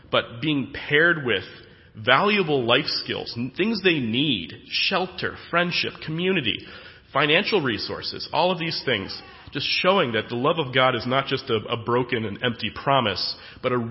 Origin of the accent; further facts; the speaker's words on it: United States; moved away as an adult; now in Ankara, Turkey; I'm from America